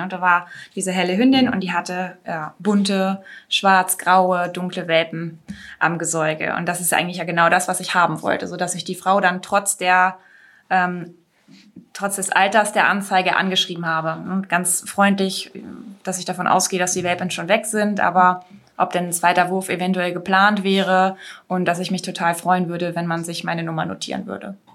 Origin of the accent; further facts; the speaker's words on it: Lower Saxony, Germany; bei uns in Niedersachsen